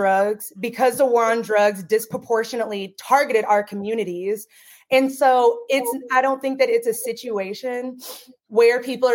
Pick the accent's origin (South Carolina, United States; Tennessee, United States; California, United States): Tennessee, United States; moved away; also born or lived in Washington; I'm from Tennessee originally.